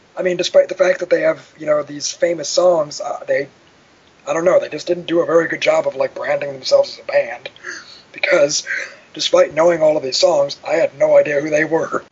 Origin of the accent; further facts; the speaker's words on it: Cook County, Illinois, United States; I grew up in Cook County myself.